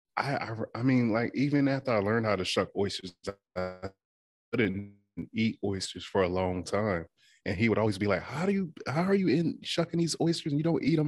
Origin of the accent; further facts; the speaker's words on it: Withams, Virginia, United States; moved away; I am from the Eastern Shore of Virginia, um, small town called Witham's